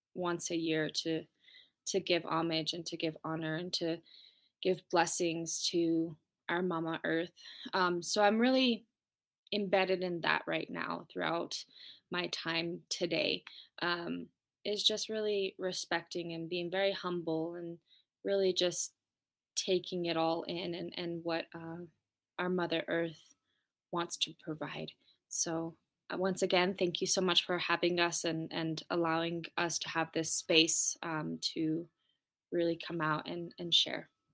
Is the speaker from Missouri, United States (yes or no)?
no; Taos Pueblo, New Mexico, United States; I'm coming from Taos Pueblo, New Mexico, farthest northern tribe.